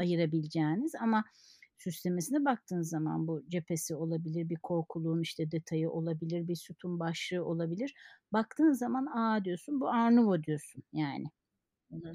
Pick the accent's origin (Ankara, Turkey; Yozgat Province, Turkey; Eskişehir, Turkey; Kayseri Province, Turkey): Kayseri Province, Turkey; moved away as an adult; Kayseri'de tabii eski dostlarım, lise arkadaşlarım